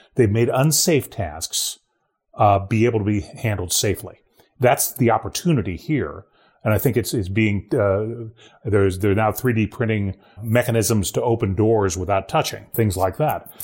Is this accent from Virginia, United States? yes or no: no; Ohio, United States; moved away; my home state of Ohio